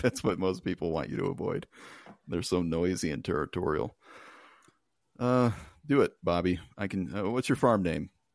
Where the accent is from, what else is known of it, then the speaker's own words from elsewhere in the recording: United States; I'm an American